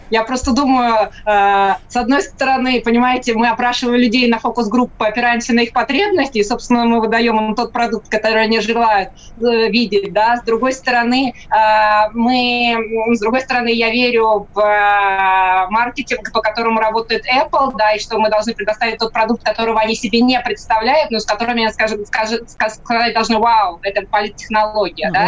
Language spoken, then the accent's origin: Russian; Saint Petersburg, Russia; Санкт-Петербург, мой родной город